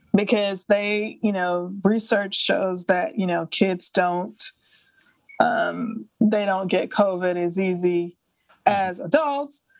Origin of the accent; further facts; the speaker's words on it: Alabama, United States; moved away; also born or lived in France / New York; I grew up in Alabama, uh, even though I haven't lived there in decades.